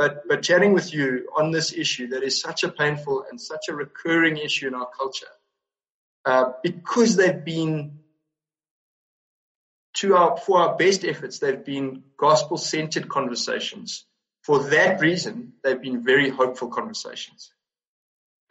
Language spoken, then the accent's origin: English; South Africa; as a South African